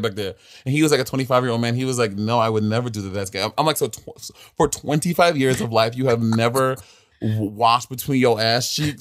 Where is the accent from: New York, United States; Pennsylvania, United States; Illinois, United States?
New York, United States; New York City; I am born and raised in Brooklyn